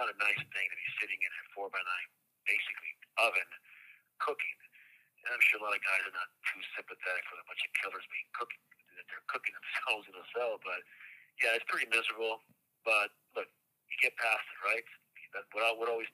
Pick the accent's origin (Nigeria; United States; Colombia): Colombia; moved away; I'm from Colombia, and the last time I was there was 1981